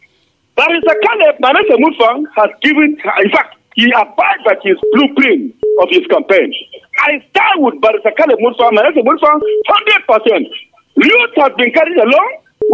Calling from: Nigeria; I'm calling from Angorokuba, the voice of Angorokuba.

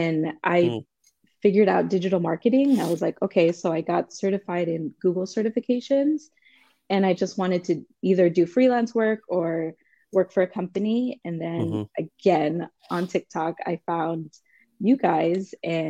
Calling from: Los Angeles, California, United States; Los Angeles, so it is early.

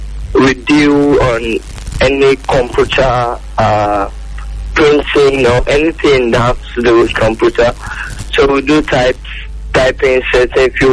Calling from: Kogi, Nigeria; I'm calling from Kogi State.

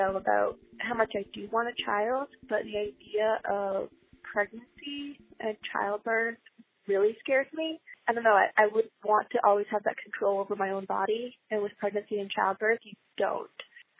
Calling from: Ann Arbor, Michigan, United States; I'm calling from Ann Arbor, Michigan

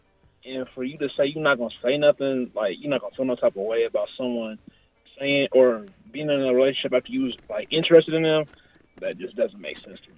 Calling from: Kansas City, United States; I'm calling from Kansas City right now.

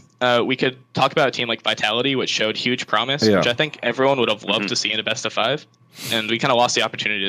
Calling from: Trumbull, Connecticut, United States; I'm calling from Trumbull, Connecticut.

